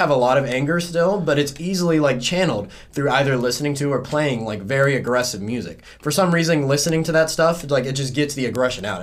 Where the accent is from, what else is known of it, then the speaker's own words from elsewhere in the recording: South Carolina, United States; like I'm from South Carolina, so like we rednecks don't really go see therapists.